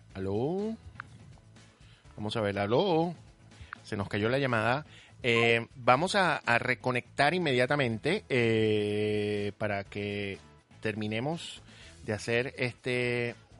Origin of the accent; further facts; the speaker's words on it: Venezuela; nuestro país Venezuela